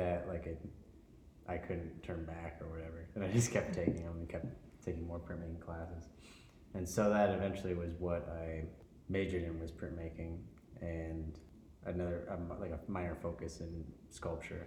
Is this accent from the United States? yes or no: yes; Illinois, United States; now in Twin Cities, United States; So, I grew up in Illinois, and it wasn't the biggest town, but it also had a university